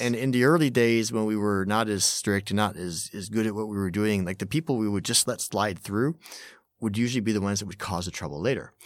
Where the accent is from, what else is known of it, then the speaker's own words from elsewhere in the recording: Montreal, Quebec, Canada; moved away as an adult; now in Tokyo, Japan; I'm originally from Montreal, uh, arrived in Japan in the nineties